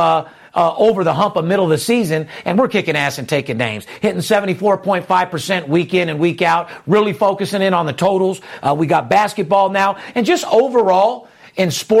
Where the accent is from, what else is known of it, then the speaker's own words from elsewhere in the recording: Las Vegas, Nevada, United States; being born and raised in Las Vegas